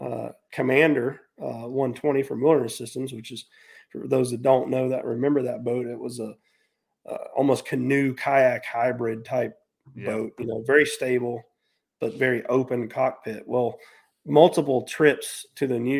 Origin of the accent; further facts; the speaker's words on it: North Carolina, United States; moved away as an adult; also born or lived in Florida; back home to where I grew up at here in North Carolina.